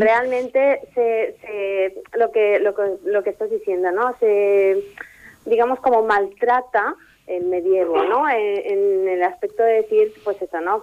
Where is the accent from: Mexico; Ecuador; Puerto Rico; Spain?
Spain; Ripollet, Catalonia; soy de Ripollet y soy filóloga clásica